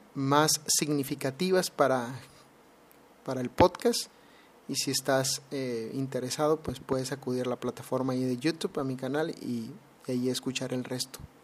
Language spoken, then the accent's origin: Spanish; Mexicali, Baja California, Mexico; now in Alabama, United States; actualmente estoy viviendo en Alabama, Estados Unidos, pero soy originario de Mexicali, Baja California